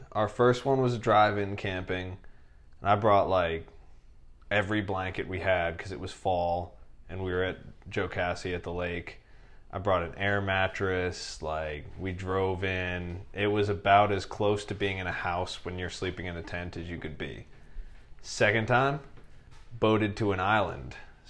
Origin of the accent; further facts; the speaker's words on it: New Hampshire, United States; Bro, I grew up in New Hampshire. It's like Vermont, but dude, it's not upside down.